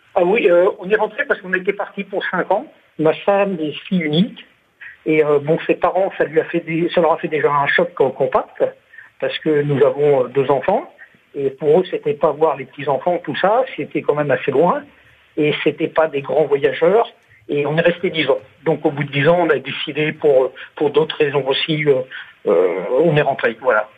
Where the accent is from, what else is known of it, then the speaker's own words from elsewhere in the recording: France; moved away as an adult; also born or lived in Naples, Florida, United States; lorsqu'on est français